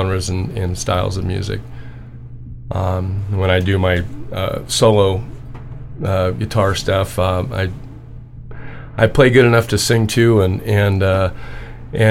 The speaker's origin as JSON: {"language": "English", "town": "Orange", "region": "California", "country": "United States", "tie": "born or raised there", "lives_now": "Anza, United States", "said": "I grew up in the Methodist church in Orange"}